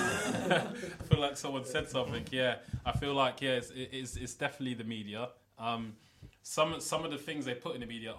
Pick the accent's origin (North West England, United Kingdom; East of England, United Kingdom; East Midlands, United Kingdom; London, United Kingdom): London, United Kingdom; growing up in London